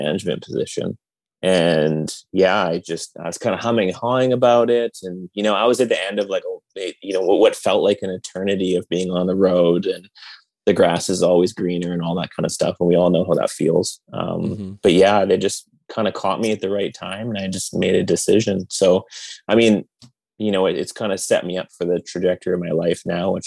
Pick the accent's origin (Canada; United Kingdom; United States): Canada; being a Canadian band